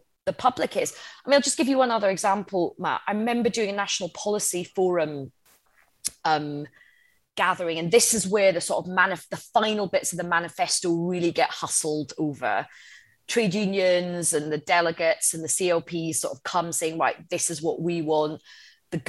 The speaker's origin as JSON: {"language": "English", "town": "Coatbridge", "region": "Scotland", "country": "United Kingdom", "tie": "born or raised there", "said": "I was brought up in Coatbridge in the outskirts of Glasgow."}